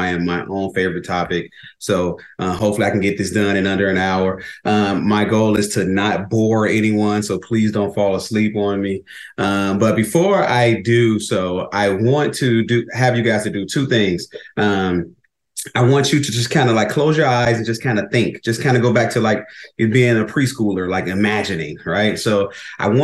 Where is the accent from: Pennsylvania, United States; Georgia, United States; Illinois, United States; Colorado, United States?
Illinois, United States; Chicago; moved away as an adult; now in Arizona, United States; I'm originally from Chicago, born and raised there